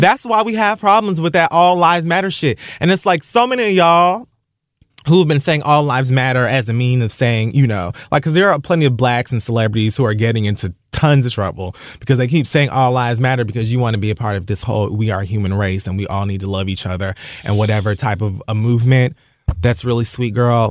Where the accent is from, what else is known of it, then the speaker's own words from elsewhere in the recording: Dade County, Florida, United States; I'm from Dade fucking County.